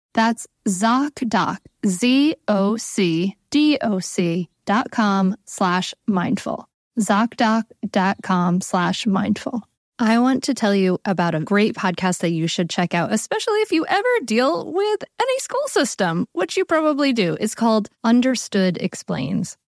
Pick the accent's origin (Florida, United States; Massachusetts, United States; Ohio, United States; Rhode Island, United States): Rhode Island, United States; now in Delaware, United States; I grew up in Rhode Island, and now I live in Delaware